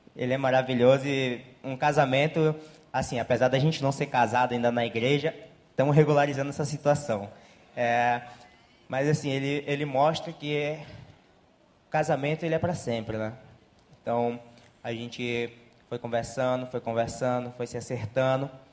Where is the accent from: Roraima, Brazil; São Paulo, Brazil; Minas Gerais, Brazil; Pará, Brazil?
Roraima, Brazil; moved away as an adult; now in Rio de Janeiro, Brazil; a gente não é do Rio, é, a gente é de Roraima